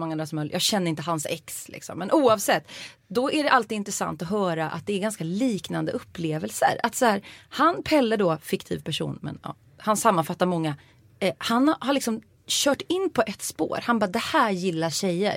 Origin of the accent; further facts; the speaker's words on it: Uddevalla, Västra Götaland, Sweden; jag är från Uddevalla